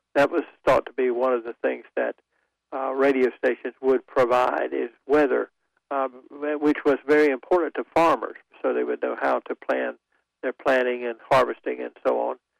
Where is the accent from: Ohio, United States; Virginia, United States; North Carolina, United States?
North Carolina, United States; Goldsboro; when I was a little kid growing up in Goldsboro